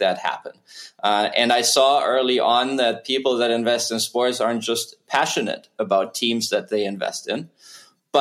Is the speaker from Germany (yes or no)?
yes; Germany; moved away as an adult; also born or lived in New York City; now in Lake Nona, United States; Born and raised in Germany, I have been in the U.S. for over 20 years now, came here in 2002 to attend Columbia University in New York City